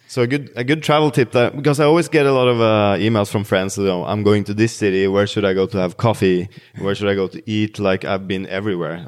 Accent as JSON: {"language": "English", "town": "Bærum", "region": "Akershus", "country": "Norway", "tie": "born or raised there", "said": "So I grew up in Bærum, uh, which is the snobby municipality outside of Oslo."}